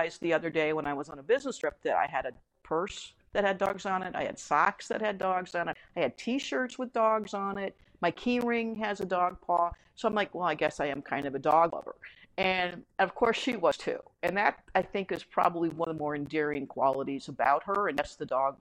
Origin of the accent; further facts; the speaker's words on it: United States; as an American